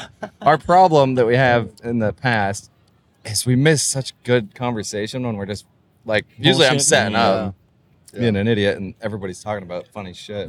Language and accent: English; Idaho, United States; We're from Idaho.